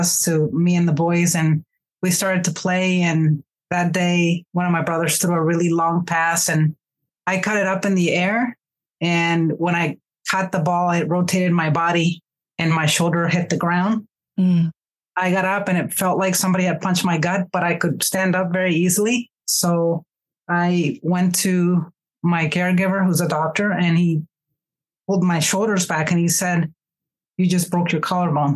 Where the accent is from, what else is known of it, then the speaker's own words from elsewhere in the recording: Mexico; moved away as an adult; now in United States; I am originally from Mexico, and I immigrated into the U.S. when I was 18